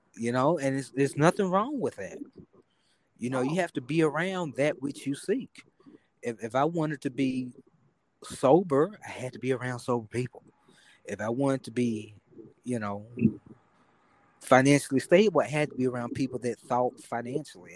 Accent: Memphis, Tennessee, United States; now in Dallas, United States; I'm from Memphis, and and you know, I'm I live in Dallas and I have to hear about my hometown every day

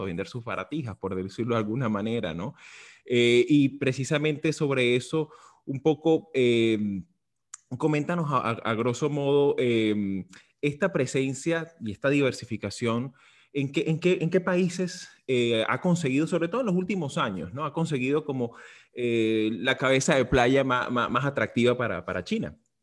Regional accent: Venezuela; como venezolano

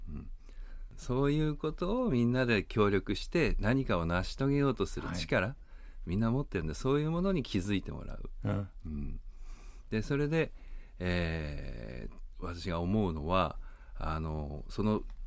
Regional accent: Hakodate, Hokkaido, Japan; 私は函館の人間なんですけど

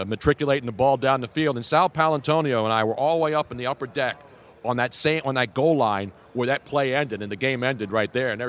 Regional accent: Philadelphia, Pennsylvania, United States; moved away as an adult; also born or lived in Los Angeles; I grew up in Philly, and I lived in L.A. for 11 years

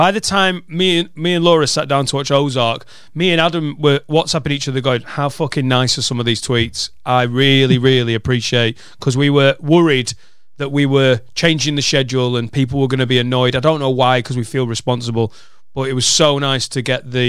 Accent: Newcastle upon Tyne, North East England, United Kingdom; Newcastle upon Tyne.

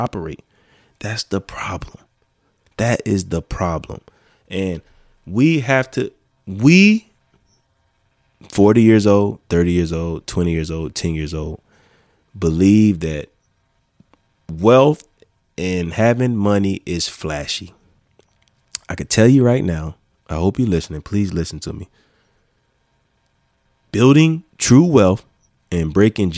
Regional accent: Florence, United States; my hometown don't look like my hometown like it was when I was growing up

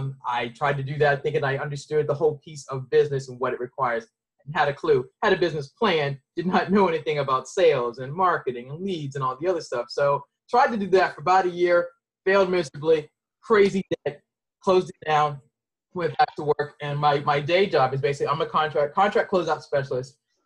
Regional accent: Boston, Massachusetts, United States; moved away; I'm originally from Boston

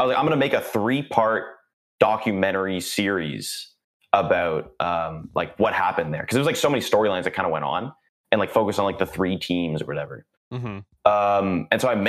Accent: Canada; I'm Canadian

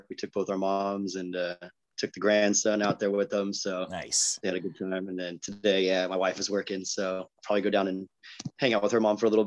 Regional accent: Chula Vista, California, United States; and raised Chula unicorn, Vista, born and raised in San Diego.

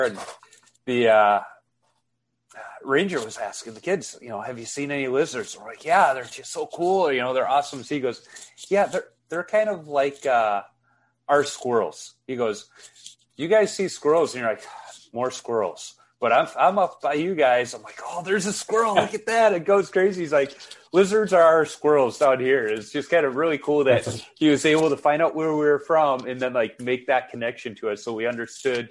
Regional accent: Minnesota, United States; we're from Minnesota

